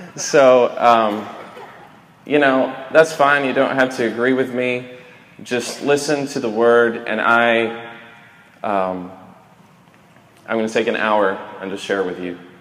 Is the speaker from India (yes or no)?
no; Sweden; I'm a Viking from Sweden, all sides of the family, direct descendant